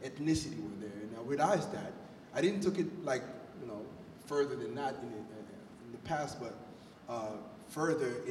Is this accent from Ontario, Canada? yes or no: no; Montreal, Quebec, Canada; now in Sarnia, Canada; I come from Montreal. I grew up in a place called Montreal North